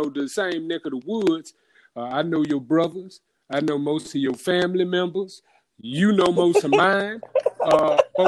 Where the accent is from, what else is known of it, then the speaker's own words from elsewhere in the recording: Houston, Texas, United States; I'm from Fifth Ward